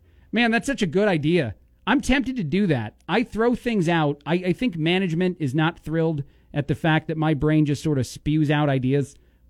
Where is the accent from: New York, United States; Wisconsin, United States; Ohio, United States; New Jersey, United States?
New Jersey, United States; now in Bloomington, United States; I am from Jersey.